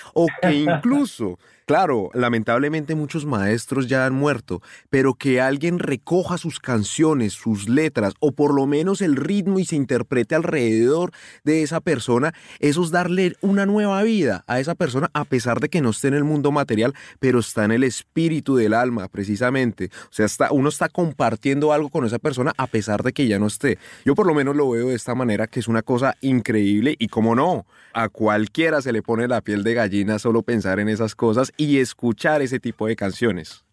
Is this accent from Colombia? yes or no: yes; Colombia; moved away; yo como colombiano, que estoy muy lejos de mi casa